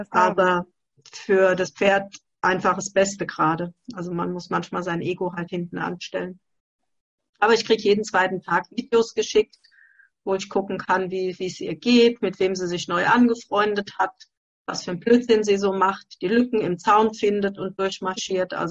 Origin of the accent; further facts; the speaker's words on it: Hesse, Germany; Ähm, das ist aus Hessen, Nähe von Gelnhausen